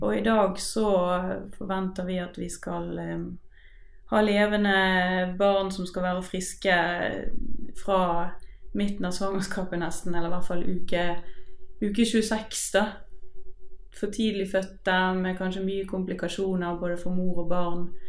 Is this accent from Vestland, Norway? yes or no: yes; Bergen, Vestland, Norway; jeg er fra Bergen